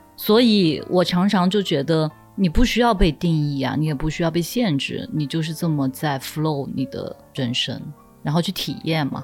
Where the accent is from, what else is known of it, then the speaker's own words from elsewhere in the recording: Nanjing, Jiangsu, China; moved away as an adult; also born or lived in Guangzhou; 从小在南京长大的